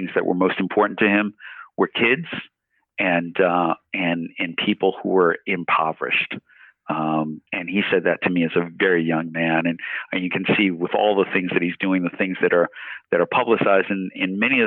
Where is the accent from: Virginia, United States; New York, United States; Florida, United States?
New York, United States; New York City; now in Toronto, Canada; I grew up in Queens, New York, in East Elmhurst